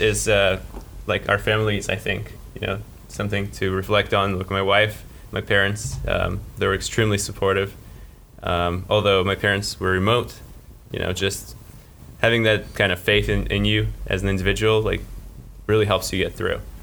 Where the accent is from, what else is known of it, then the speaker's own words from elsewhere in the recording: Moscow, Russia; also born or lived in Baltimore, United States / Orlando, United States; now in Gainesville, United States; I grew up in Moscow and uh, lived in Baltimore for a little while, and then in Orlando